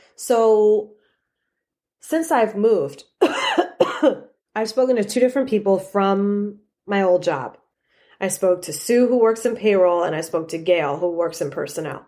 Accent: New York City, New York, United States; moved away; I came from New York

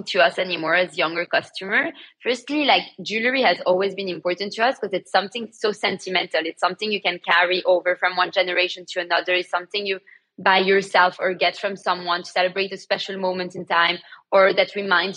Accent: Antwerp, Flanders, Belgium; born or raised there; moved away as an adult; now in London, United Kingdom

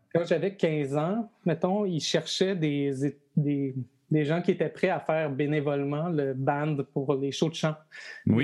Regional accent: Montreal, Quebec, Canada; je suis un petit gars de Villeray. Hein. Je suis né dans Villeray, de parents nés dans Villeray

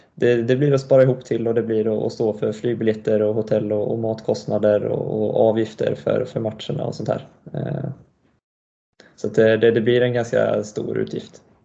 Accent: Karlstad, Värmland, Sweden; also born or lived in Montreal, Canada; vi flyttade till Karlstad när jag var tre ungefär. Eh, och sen är jag uppvuxen här då.

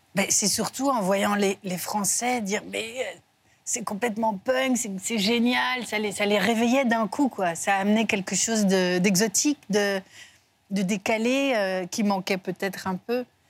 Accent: Belgium; moved away; je suis belge

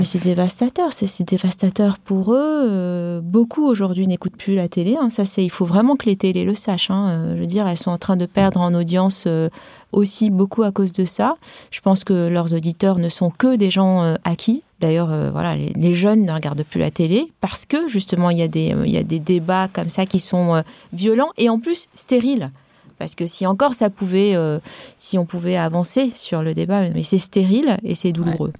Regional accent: Tunisia; now in France; Moi, je suis une immigrée. Hein. moi, j'ai grandi euh, en Afrique du Nord, je parle arabe, j'ai une culture arabe, je, enfin, voilà, tunisienne

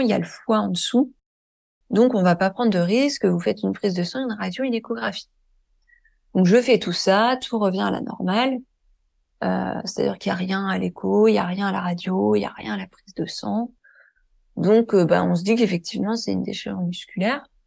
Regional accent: Deux-Sèvres, Nouvelle-Aquitaine, France; now in Île-de-France, France; je suis né dans l'Ouest de la France, dans un petit département que personne connaît qui s'appelle euh, les Deux Sèvres

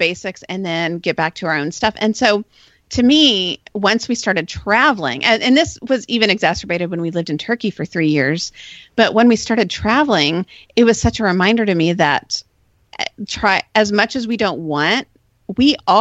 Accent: United States; I love being an American

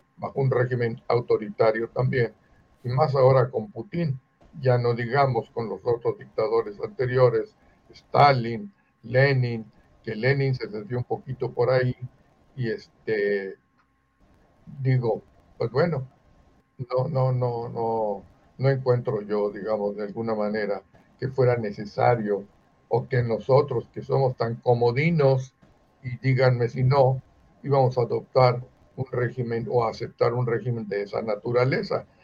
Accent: Mexico; Nosotros somos nacidos en México

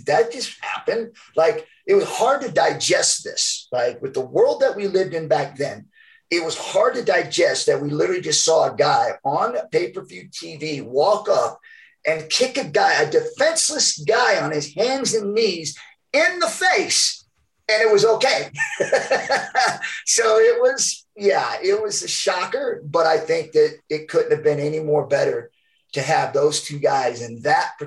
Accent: Georgia, United States; accent: Southern; And I have an accent anyways, a Southern accent. Because I was born in Georgia, and so I've never lost the accent

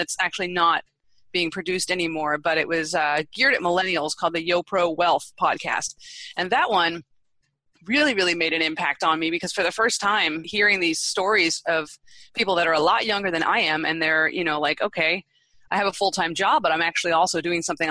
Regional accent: East Coast, United States; moved away; I'm originally from the East Coast

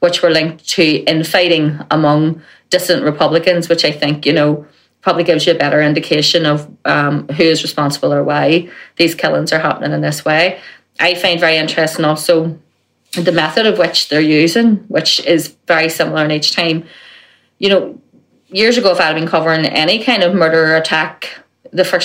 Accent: Belfast, Northern Ireland, United Kingdom; when I was growing up in West Belfast

